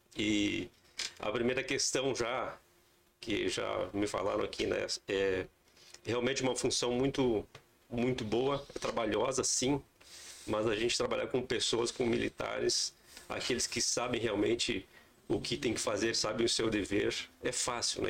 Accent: Passo Fundo, Rio Grande do Sul, Brazil; moved away as an adult; also born or lived in Três Corações, Minas Gerais; Eu sou natural de Passo Fundo, aqui no Rio Grande do Sul

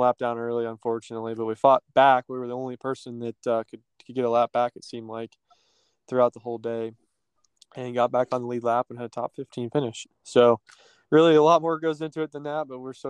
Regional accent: West Virginia, United States; West Virginia, which is actually my home state

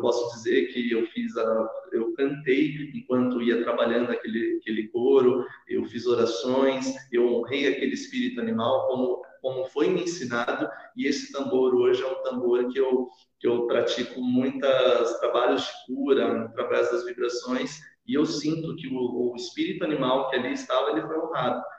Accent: Sorocaba, São Paulo, Brazil; also born or lived in Curitiba; Eu sou residente daqui desde os meus seis anos de idade

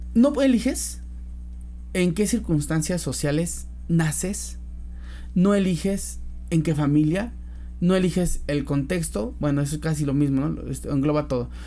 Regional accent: Mexico; soy mexicano, pero además porque siento que los mexicanos tenemos muy arraigado eso de la familia

